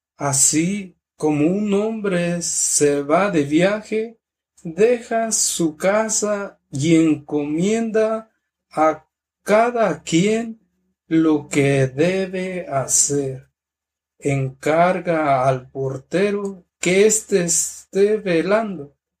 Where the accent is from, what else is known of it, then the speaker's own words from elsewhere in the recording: Mexico; moved away; la parroquia de mi pueblo que se llama San, Francisco de Asís, que es de Cherá